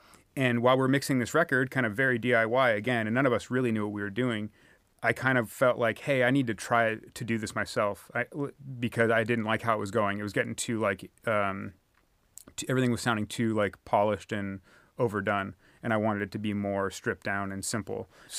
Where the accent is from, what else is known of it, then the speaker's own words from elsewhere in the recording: California, United States; And I'm from the San Francisco Peninsula, which is like pretty much right between San Francisco and San Jose on the west side of the San Francisco Bay.